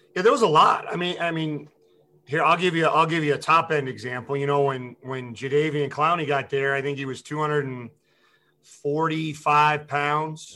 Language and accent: English; Massachusetts, United States; moved away; I'm from Massachusetts originally